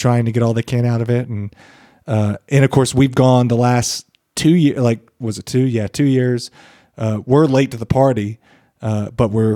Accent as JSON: {"language": "English", "region": "Western North Carolina", "country": "United States", "tie": "born or raised there", "said": "Bradley and I grew up on it in Western North Carolina"}